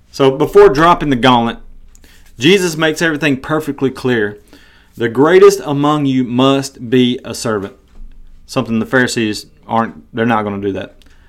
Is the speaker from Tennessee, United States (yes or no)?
yes; Tennessee, United States; moved away as an adult; also born or lived in Iowa; I'm from Tennessee, and I'm a huge Tennessee Volunteers fan.